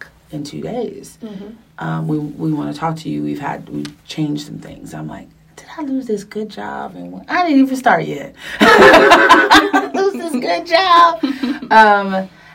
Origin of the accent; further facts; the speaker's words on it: New York, United States; moved away as an adult; also born or lived in Texas / Los Angeles; I'm from New York, so New York was familiar